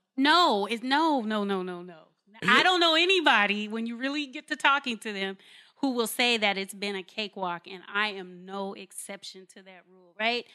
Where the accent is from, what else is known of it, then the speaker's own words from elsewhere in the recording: Carson, California, United States; moved away as an adult; I'm born and raised in Los Angeles, California, in a park called Carson